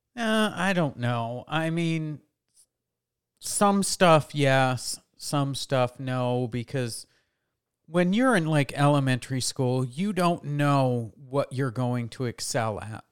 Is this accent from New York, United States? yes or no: yes; New York, United States; moved away; I grew up in New York, and in New York, uh, they make the guys and the girls take home economics.